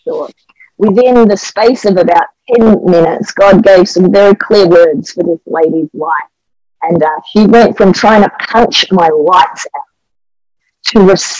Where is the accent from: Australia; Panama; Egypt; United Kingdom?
Australia; as I would say as an Aussie, you know, it felt like a koala bear clinging to me.